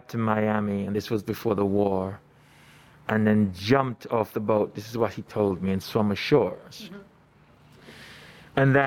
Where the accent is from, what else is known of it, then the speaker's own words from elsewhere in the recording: Kingston, Jamaica; now in Los Angeles, United States; I was born in Kingston, Jamaica. I migrated to the United States through my mom. That was 1998.